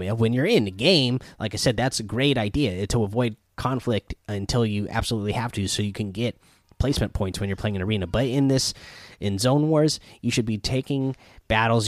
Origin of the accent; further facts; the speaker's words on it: Pacific Northwest, United States; I'm from the Pacific Northwest